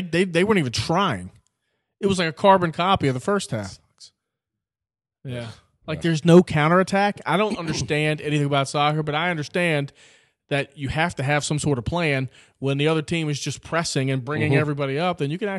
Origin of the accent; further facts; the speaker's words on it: Wales, United Kingdom; Just because, well, I'm Welsh, but that's kind of like England.